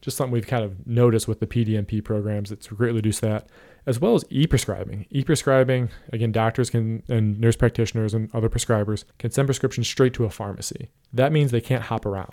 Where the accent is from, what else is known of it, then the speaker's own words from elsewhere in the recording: Ohio, United States; Ohio, my home state